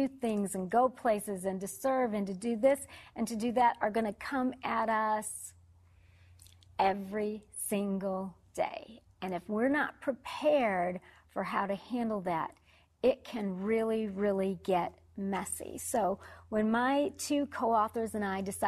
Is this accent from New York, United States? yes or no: no; Detroit, Michigan, United States; moved away; I am originally from Detroit, or as I like to call it, Motown